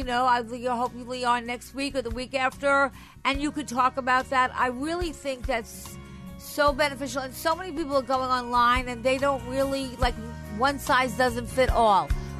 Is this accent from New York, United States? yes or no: yes; Long Island, New York, United States; moved away; I'm from Long Island originally.